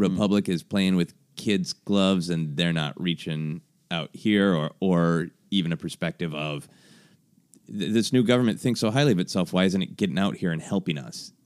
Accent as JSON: {"language": "English", "town": "Minneapolis", "region": "Minnesota", "country": "United States", "tie": "born or raised there", "said": "at the Guthrie in my hometown of Minneapolis"}